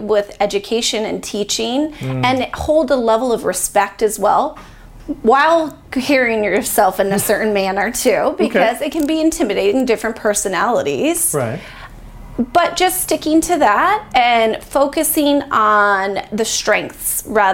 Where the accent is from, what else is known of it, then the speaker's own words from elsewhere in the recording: Chicopee, Massachusetts, United States; moved away as an adult; now in Bakersfield, United States; I'm from Massachusetts, born and raised Chicopee, Massachusetts